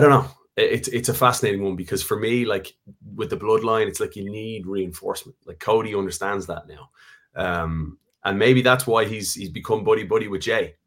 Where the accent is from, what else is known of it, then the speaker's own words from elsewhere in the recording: Ireland; moved away; we're a special country, that when we go away as Irish people, you always find that common bond